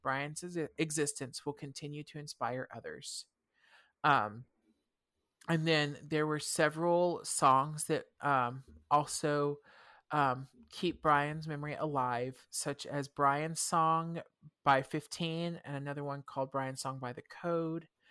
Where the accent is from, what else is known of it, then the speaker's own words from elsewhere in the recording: the South, United States; I grew up in the South